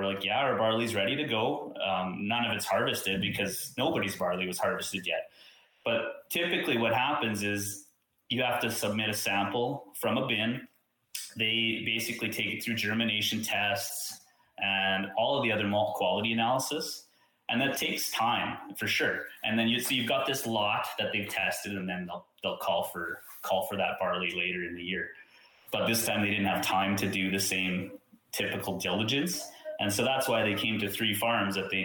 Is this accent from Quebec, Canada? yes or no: no; Saskatchewan, Canada; I'm from Saskatchewan